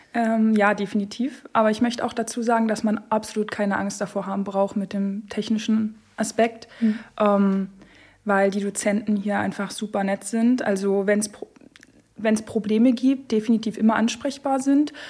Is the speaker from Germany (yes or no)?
yes; Görlitz, Saxony, Germany; also born or lived in Zittau; Ich äh, wohne und komme aus Görlitz